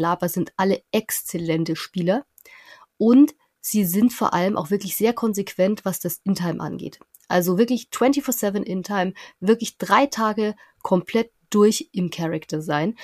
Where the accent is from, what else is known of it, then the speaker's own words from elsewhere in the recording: near Nuremberg, Bavaria, Germany; ich komme aus der Nähe von Nürnberg, fünf mhm. Häuser im Wald und da hört die Straße auf.